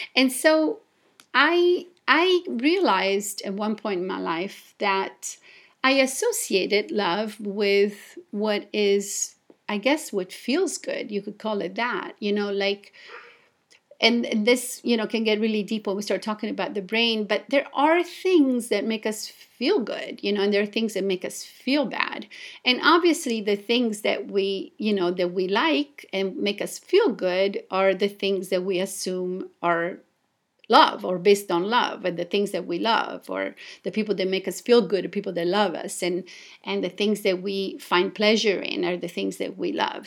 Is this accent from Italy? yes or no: yes; Italy; moved away as an adult; also born or lived in Japan; I was born and raised in Italy